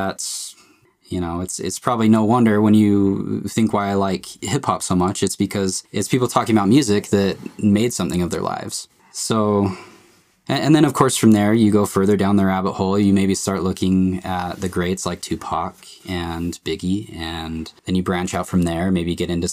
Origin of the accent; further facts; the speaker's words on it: Utah, United States; I'm basically like your average guy in Utah